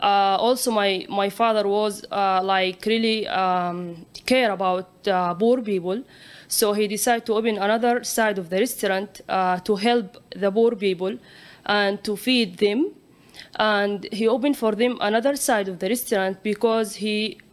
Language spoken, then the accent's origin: English; Saudi Arabia; moved away; I am from Saudi Arabia.